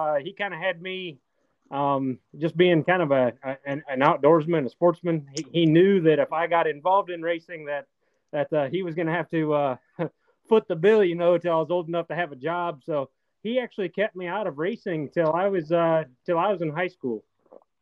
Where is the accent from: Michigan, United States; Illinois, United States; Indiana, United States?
Indiana, United States; Wolf Lake; I grew up here in a small little hometown of Wolf Lake, Indiana, northeastern Indiana